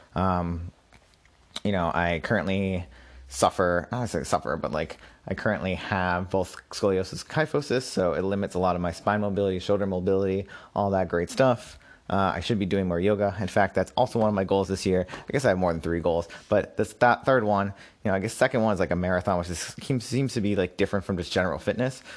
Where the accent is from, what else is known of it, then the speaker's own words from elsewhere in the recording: Massachusetts, United States; moved away as an adult; also born or lived in Brooklyn, New York; I moved back to my home state of Massachusetts.